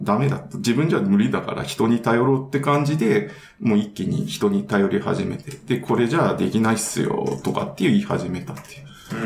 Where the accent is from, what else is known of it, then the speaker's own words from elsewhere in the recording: Hokkaido, Japan; 北海道で育ってたんで